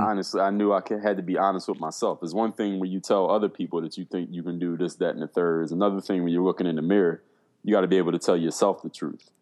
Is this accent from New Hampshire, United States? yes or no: no; Philadelphia, Pennsylvania, United States; moved away as an adult; now in South Florida, United States; I come from Philadelphia, Pennsylvania. Right now, I live in South Florida. Been here for the last eight years